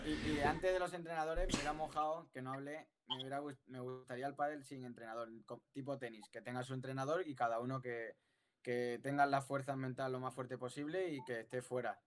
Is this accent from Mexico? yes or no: no; Cádiz, Andalusia, Spain; Yo que soy de Cádiz